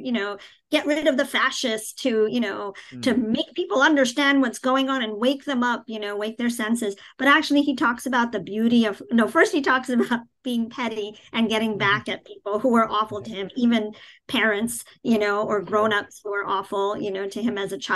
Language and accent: English; New York City, New York, United States; moved away; also born or lived in New Jersey; I grew up in Queens, in New York City, in a very diverse, you know, I grew up in the most diverse county in the country